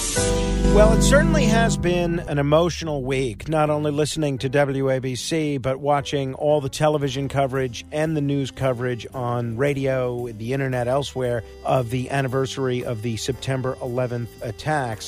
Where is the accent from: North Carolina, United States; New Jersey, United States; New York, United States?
New York, United States; New York City; as a New Yorker